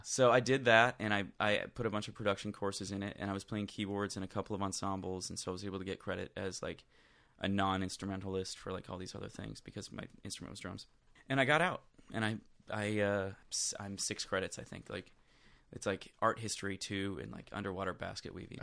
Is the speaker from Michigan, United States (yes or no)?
yes; Flint, Michigan, United States; moved away; also born or lived in Swartz Creek, Michigan / Nashville; I grew up in Flint, Michigan, mm-hmm. um, just outside of Flint, actually. Swartz Creek, Michigan is where I, am technically from